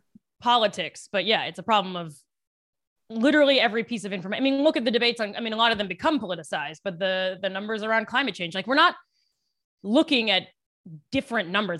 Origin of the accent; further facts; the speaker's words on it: Western Maryland, United States; now in New York, United States; I'm from Maryland originally